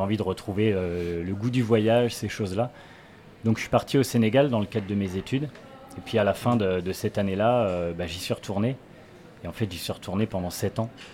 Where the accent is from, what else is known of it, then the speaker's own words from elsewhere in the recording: Saint-Jean-des-Mauvrets, Pays de la Loire, France; also born or lived in Angers / Trélazé; J'ai grandi de l'autre côté de la Loire, dans un petit village qui s'appelle Saint-Jean-des-Mauvrais.